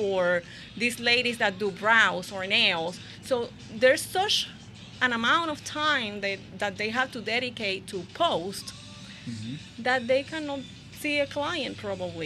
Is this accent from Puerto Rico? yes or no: yes; Puerto Rico; moved away as an adult; also born or lived in Ocala, Florida / Windermere, Florida; now in Port St. Lucie, United States; originally I'm from Puerto Rico, and I moved to Florida when I was 26